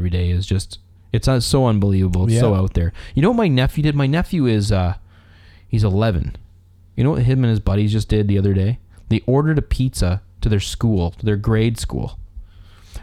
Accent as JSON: {"language": "English", "town": "Cambridge", "region": "Massachusetts", "country": "United States", "said": "we're from Cambridge"}